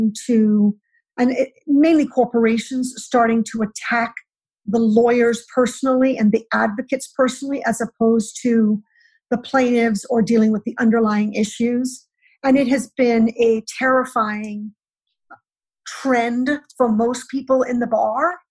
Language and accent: English; United States; as an American lawyer